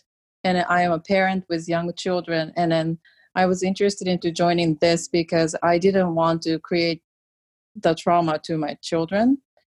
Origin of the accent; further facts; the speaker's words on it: Japan; moved away; I'm from Japan, but I'm where my family is more male dominant.